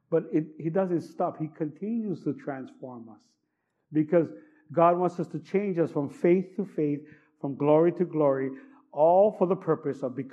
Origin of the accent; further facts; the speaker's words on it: California, United States; You know, because now I grew up in Cali.